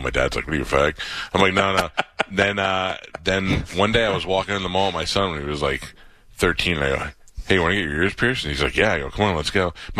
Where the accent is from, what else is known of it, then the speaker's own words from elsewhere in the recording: New York, United States; now in Florida, United States; I grew up in New York